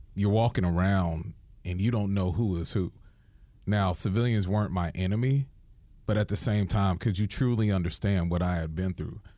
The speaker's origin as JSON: {"language": "English", "region": "New York", "country": "United States", "said": "as a New Yorker"}